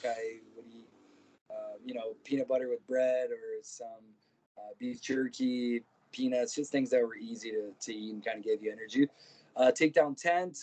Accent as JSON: {"language": "English", "region": "Ontario", "country": "Canada", "tie": "born or raised there", "also_born_or_lived": "Brazil", "said": "when I was nine years old, my parents ended up moving to Canada. I grew up in Ontario, rodeoing"}